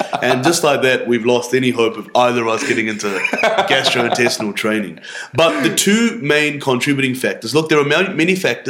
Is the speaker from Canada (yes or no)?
no; India; accent: Indian; as the gin hits you and as my Indian accent arises out of my suppression of it, we're just going to lose sight of how to say Helicobacter.